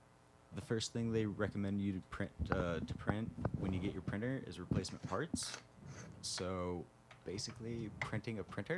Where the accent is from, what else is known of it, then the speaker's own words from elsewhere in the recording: Fort Collins, Colorado, United States; I come from about the same area as Jesse does, just a little bit north, Fort Collins.